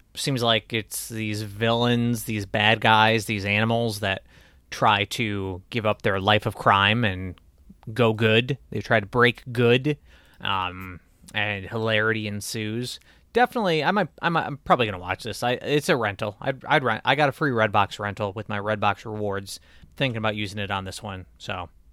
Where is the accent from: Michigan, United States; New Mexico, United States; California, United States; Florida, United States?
Michigan, United States; my home state